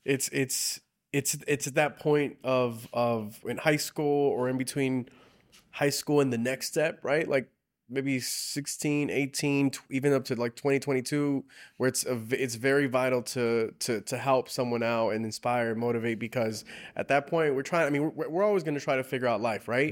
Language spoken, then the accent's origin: English; South Gate, California, United States; I grew up in Southgate, and all the surrounding cities now we serve in, in Southeast L